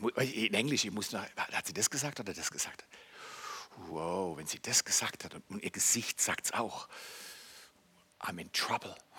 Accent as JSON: {"language": "German", "country": "Germany", "also_born_or_lived": "Canada", "moved": "as an adult", "said": "ich bin ja Deutscher"}